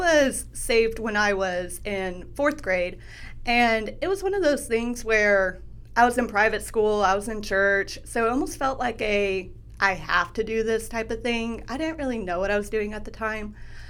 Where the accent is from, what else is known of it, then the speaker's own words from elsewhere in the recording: Midwest City, Oklahoma, United States; also born or lived in Moore, Oklahoma; Yes, Oklahoma's home. Yep. So I've grown up here. I grew up in Midwest City and actually moved out to the Moore area about 2 years ago.